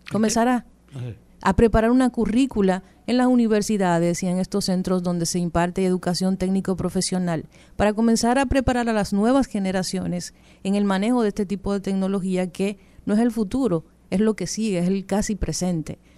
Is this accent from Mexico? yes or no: no; Dominican Republic; Yo creo que nosotros como República Dominicana tenemos una gran oportunidad.